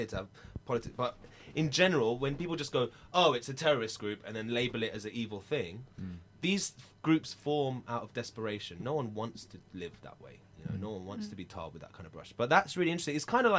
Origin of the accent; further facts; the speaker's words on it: United States; I'm sorry. I'm American. I'm stupid.